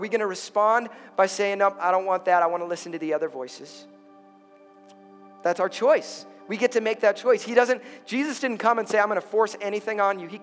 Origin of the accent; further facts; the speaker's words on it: Chicago, Illinois, United States; I'm from Chicago